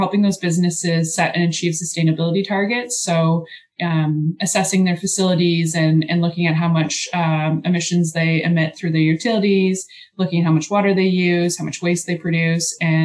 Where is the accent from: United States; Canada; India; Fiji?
Canada; Georgetown, Ontario; moved away as an adult; now in London, Canada; I grew up in Georgetown, which is a town near Toronto